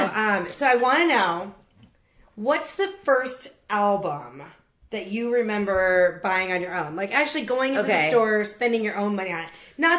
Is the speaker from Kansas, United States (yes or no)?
yes; Topeka, Kansas, United States; I grew up in Topeka, Kansas.